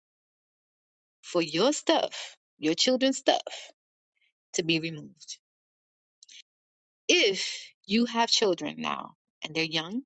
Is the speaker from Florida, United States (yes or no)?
no; New York City, New York, United States; I'm from New York City. We don't talk to anyone.